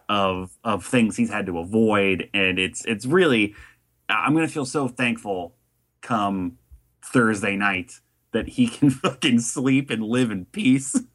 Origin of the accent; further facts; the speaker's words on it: Ohio, United States; I'm from Ohio.